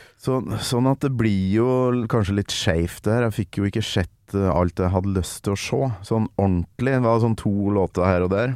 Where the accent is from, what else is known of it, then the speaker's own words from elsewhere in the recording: Kolvereid, Trøndelag, Norway; jeg kommer fra Kolvereid.